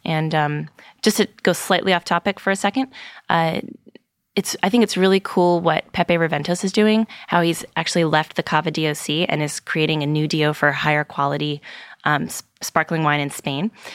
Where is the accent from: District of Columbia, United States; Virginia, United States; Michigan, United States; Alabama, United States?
Virginia, United States; I'm from Virginia